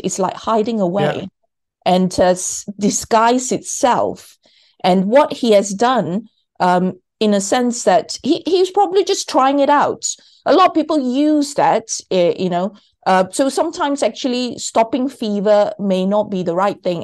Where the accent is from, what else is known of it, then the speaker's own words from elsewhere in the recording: Malaysia; I was born in Malaysia.